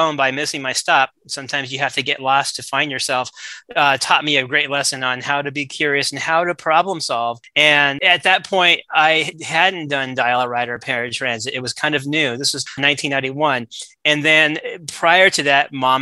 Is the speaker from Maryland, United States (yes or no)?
no; Southern California, United States; I grew up in Southern California